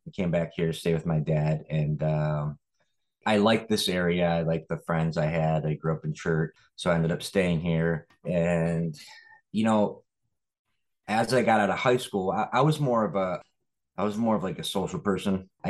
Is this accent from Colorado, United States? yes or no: no; Lake Orion, Michigan, United States; also born or lived in California; I grew up in Lake Orion, Michigan. It is a suburb outside of Detroit.